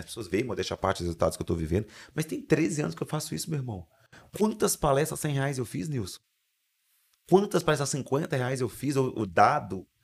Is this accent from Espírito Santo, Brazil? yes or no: yes; Espírito Santo, Brazil; accent: capixaba; also born or lived in Vitória; eu sou um capixaba. É, o meu sotaque, sotaque é diferente